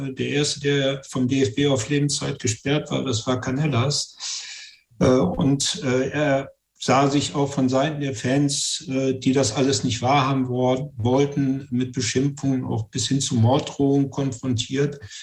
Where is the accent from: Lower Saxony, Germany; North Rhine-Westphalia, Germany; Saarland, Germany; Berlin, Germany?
Lower Saxony, Germany; Göttingen